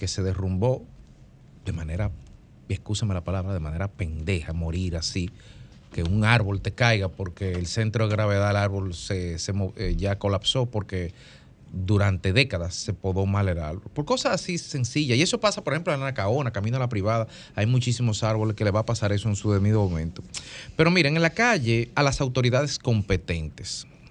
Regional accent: Dominican Republic; como dominicanos

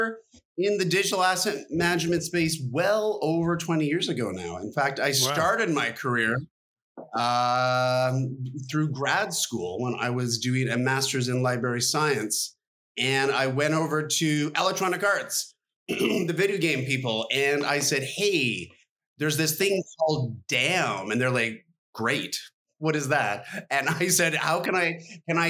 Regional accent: Canada; as a Canadian kid

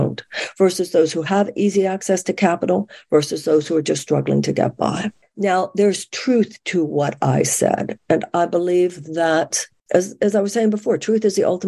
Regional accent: United States; I'm an American woman

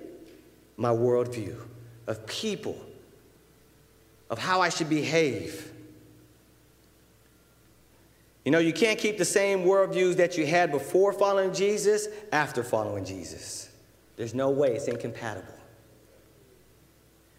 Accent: Southern California, United States; I'm a brother from Southern California. I was involved in street stuff and street life and gangs

